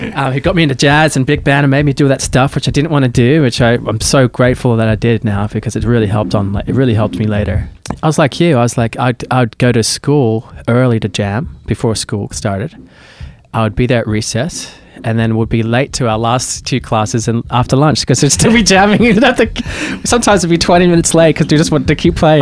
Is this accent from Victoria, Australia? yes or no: no; Sydney, New South Wales, Australia; moved away as an adult; now in United States; where I grew up in Sydney, which is like Manly, Warringah area, in the Northern Beaches.